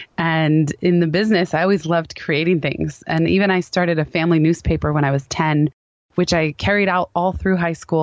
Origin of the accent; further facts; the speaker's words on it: Palo Alto, California, United States; The company happened to be in my hometown of Palo Alto